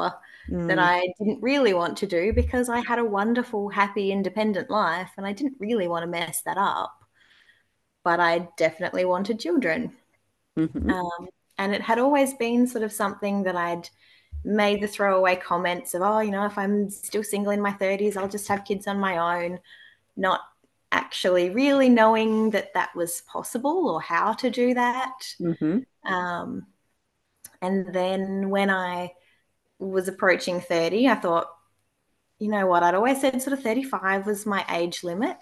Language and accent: English; Adelaide, South Australia, Australia; I am from Adelaide